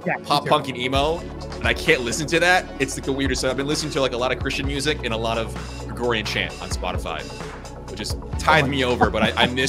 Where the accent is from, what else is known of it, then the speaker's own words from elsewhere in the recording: Philippines; obviously being Filipino, like we do the whole Noche Buena.